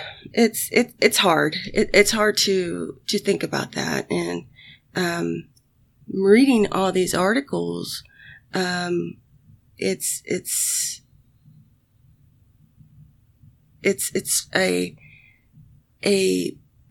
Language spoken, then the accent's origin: English; United States; I'm American